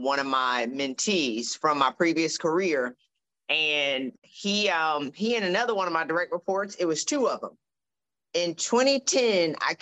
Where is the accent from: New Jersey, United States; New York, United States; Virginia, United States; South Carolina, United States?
South Carolina, United States; I'm from South Carolina